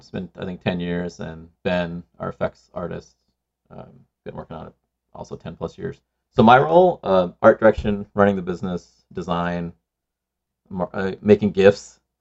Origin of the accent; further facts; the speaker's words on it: Sri Lanka; moved away; I grew up in Sri Lanka